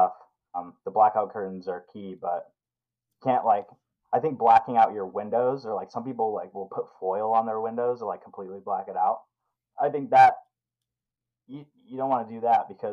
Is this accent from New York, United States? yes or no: no; Idaho, United States; also born or lived in Colorado; now in Alaska, United States; I'm from Idaho, so like it gets cold where I'm from